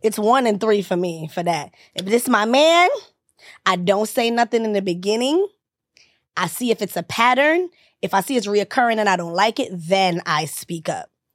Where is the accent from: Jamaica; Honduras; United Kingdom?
Jamaica; moved away; I'm Jamaican